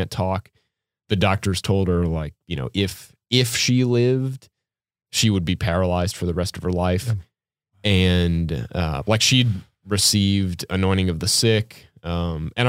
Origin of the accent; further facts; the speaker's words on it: New Orleans, Louisiana, United States; I was growing up in New Orleans, and I was like 7 or 8 years old